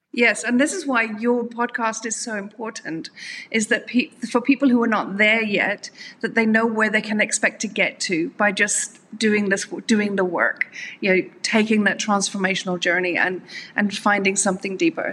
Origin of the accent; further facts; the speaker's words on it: Dublin, Leinster, Ireland; moved away as an adult; also born or lived in South Africa; I'm uh, from Ireland. Originally, I, I, spent most of my adult life in South Africa, but um, originally from Ireland.